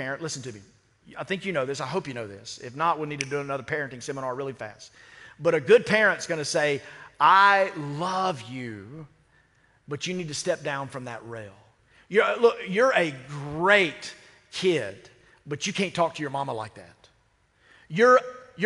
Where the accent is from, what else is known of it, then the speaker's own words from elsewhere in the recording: United States; I'm an American as well